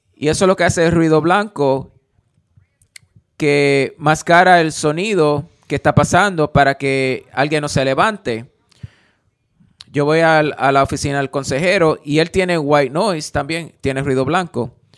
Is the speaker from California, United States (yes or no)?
no; Alabama, United States; yo crecí en, en Alabama